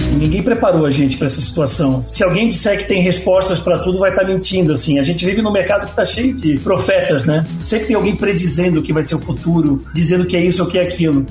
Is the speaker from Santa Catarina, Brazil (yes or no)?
yes; Florianópolis, Santa Catarina, Brazil; moved away as an adult; now in São Paulo, Brazil; eu sou de Florianópolis, eu estou em São Paulo há 20 anos